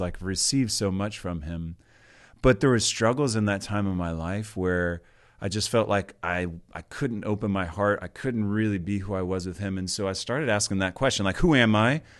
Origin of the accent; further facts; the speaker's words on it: Georgia, United States; moved away; But grew up in Georgia, the second of eight kids in my family.